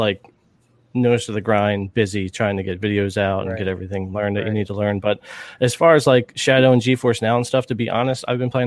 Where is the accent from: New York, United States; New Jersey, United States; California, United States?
New Jersey, United States; I am from the East Coast, Jersey area